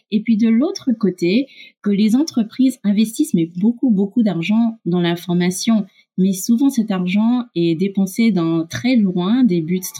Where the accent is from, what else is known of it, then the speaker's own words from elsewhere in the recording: Canada; accent: French; also born or lived in United States; now in France; Comme tu peux l'entendre, j'ai un petit accent français. Je suis franco-américaine canadienne. J'ai grandi au Canada et aux USA.